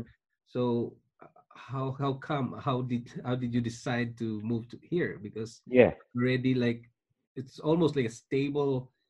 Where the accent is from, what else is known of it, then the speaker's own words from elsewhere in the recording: Philippines; moved away as an adult; also born or lived in Singapore; now in Canada; I was born in Philippines. I'm a Filipino and I worked in Singapore for 5 years, leaving my family behind in Philippines. And then we decided to immigrate to Canada and became a Canadian citizen.